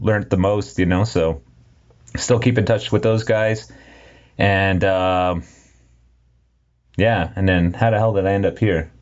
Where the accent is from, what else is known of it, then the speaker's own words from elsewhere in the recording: Châteauguay, Quebec, Canada; I'm from Chattagy